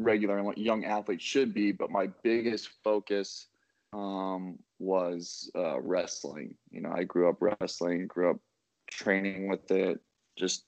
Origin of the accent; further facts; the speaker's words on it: Oakland, Nebraska, United States; now in Arnold, United States; I am originally from Oakland, Nebraska. I went to high school at Oakland Craig and Tecamer Herman. My first couple of years, I went to Tecamer Herman. Second half, I went back to my hometown in Oakland.